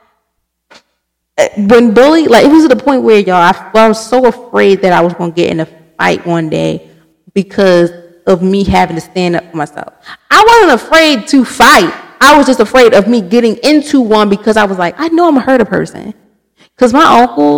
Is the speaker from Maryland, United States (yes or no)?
yes; Baltimore, Maryland, United States; I'm from Baltimore City.